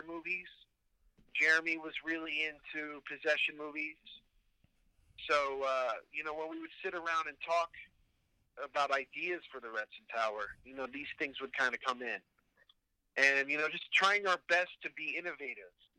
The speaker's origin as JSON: {"language": "English", "region": "New Jersey", "country": "United States", "also_born_or_lived": "Pittsburgh", "said": "I'm from New Jersey"}